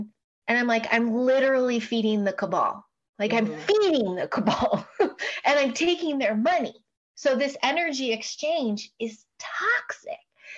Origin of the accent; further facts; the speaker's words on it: Chicago, Illinois, United States; Mostly Chicago. Yeah. Okay. I started in the industry in Chicago.